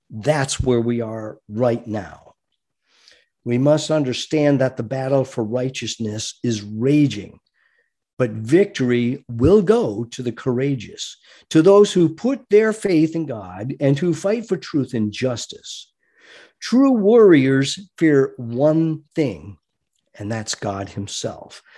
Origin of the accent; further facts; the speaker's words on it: United States; I am an American fighting man